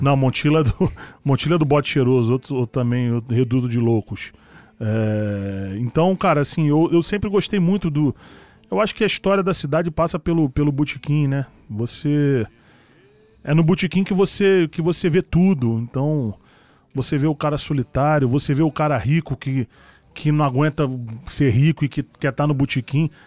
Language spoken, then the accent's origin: Portuguese; Rio de Janeiro, Brazil; Na Uruguai, eu nasci na Uruguai 138